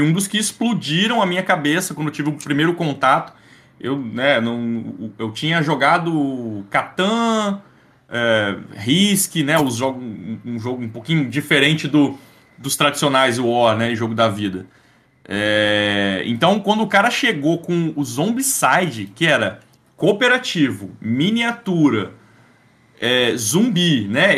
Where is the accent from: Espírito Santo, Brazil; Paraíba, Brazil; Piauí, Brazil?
Espírito Santo, Brazil; Eu, eu sou do Espírito Santo